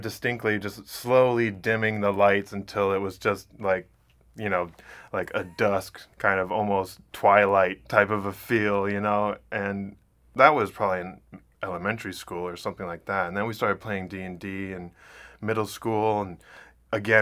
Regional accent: Ann Arbor, Michigan, United States; I'm originally from Ann Arbor, Michigan

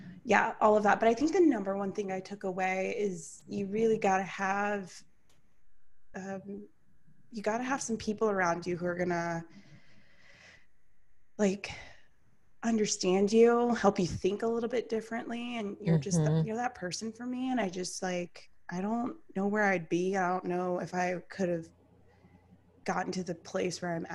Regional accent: Atlanta, Georgia, United States; I'm from Atlanta.

